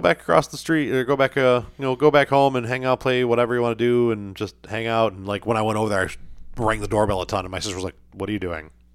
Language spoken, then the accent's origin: English; United States; I'm an American.